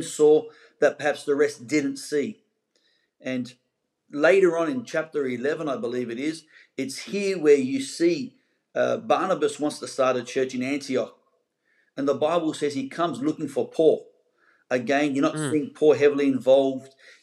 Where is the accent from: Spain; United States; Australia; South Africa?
Australia; Sydney, New South Wales; moved away as an adult; now in Gold Coast, Australia; I'm originally from the Pentecostals of Sydney